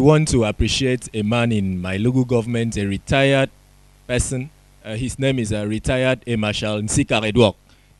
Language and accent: English; Ibesikpo, Akwa Ibom, Nigeria; Yes, I'm from Ibesipo, and I'm proud to say that.